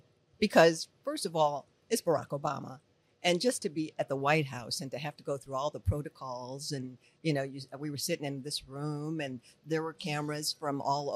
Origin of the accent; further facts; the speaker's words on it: Detroit, Michigan, United States; moved away; I'm Detroit